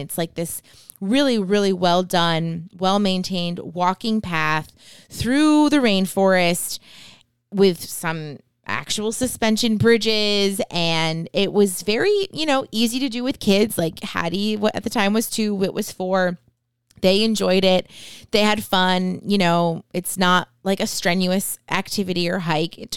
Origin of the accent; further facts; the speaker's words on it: New Hampshire, United States; born there; But yeah, I mean, I was born in New Hampshire. I have tons of family there.